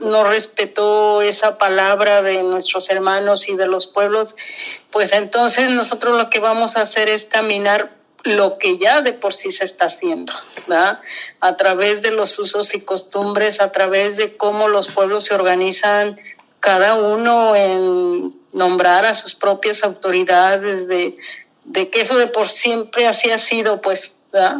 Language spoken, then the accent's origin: Spanish; southern Jalisco, Mexico; Nahua, del sur de Jalisco